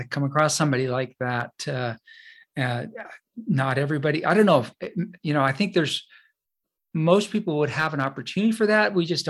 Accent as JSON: {"language": "English", "region": "California", "country": "United States", "tie": "born or raised there", "said": "I always enjoy having somebody else from the same area that I grew up in Northern California."}